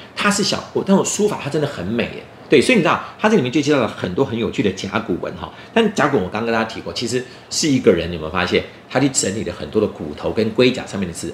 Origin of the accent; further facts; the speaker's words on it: Taiwan; 我们台湾人常常去大陆玩的时候啊，有时候会故意用台语在讲话